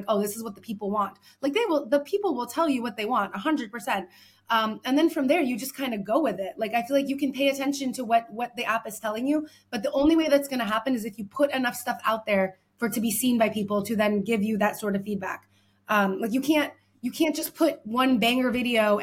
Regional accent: United States; moved away as an adult; now in Paris, France; I'm an American living in Paris

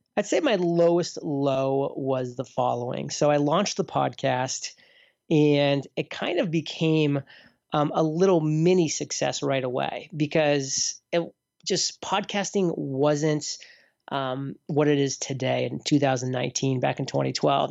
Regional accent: near Portland, Maine, United States; moved away; also born or lived in Boston; Portland, Maine, so near my hometown growing up

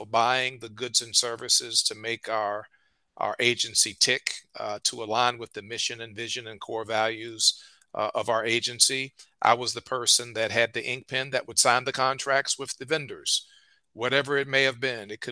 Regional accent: Richmond, Virginia, United States; I'm a native of Richmond, Virginia

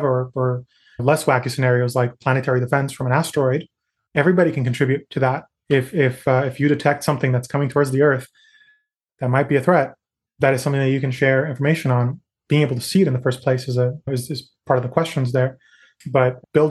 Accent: Natal, Rio Grande do Norte, Brazil; also born or lived in New York City, United States; now in United States; Where I grew up in the Northeast, there's something called Carnatal because I grew up in Natal.

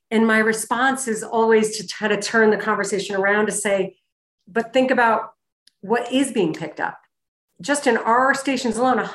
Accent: Boston, Massachusetts, United States; That I came from Boston. I never went to charity events back

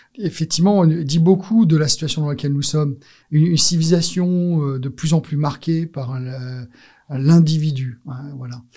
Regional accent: France; also born or lived in Alsace / Marseille / United States (family); je suis né en France et j'allais dire de parents étrangers

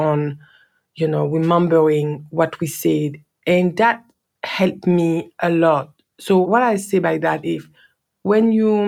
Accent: France; accent: French; English is a second language; moved away as an adult; now in Australia; my French accent was so, so strong

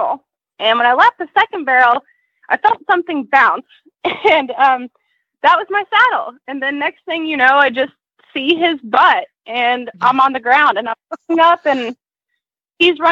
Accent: Atlanta, Georgia, United States; I'm from Atlanta, Georgia, a little bit north in Canton.

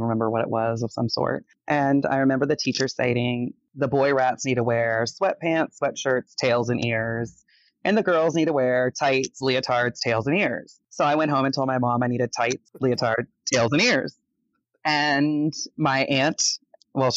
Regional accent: Florida, United States; moved away as an adult; also born or lived in Detroit, Michigan; now in Las Vegas, United States; I've lived in the state of Florida my entire life, all the way from south to north

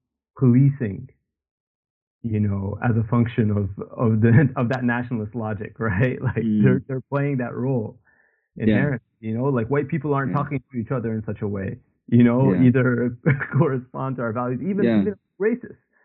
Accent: Canada; now in United Kingdom; you and I, you know, people who are born and raised in Canada

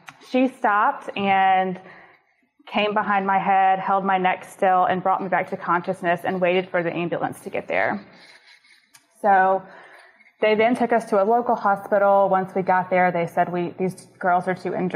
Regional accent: Nashville, Tennessee, United States; moved away as an adult; also born or lived in Starkville, Mississippi; I'm originally from Nashville, and I went to college in Mississippi at Mississippi State

